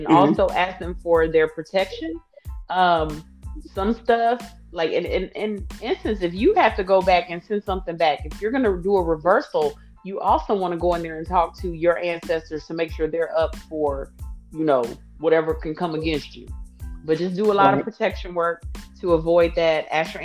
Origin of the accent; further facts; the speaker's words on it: Austin, Texas, United States; I am from Austin, Texas. I still reside in Texas. I'm not giving you the specific city. It is no longer my city I grew up in. It's my birth city that I live in.